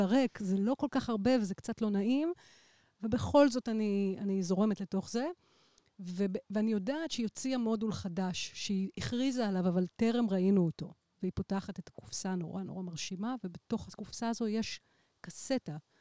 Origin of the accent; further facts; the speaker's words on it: Israel; אני גרה בבית שנולדתי וגדלתי בו